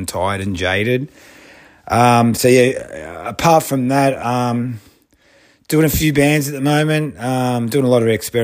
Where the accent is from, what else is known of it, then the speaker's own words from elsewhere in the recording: Sydney, New South Wales, Australia; I'm from Sydney, one of the old heads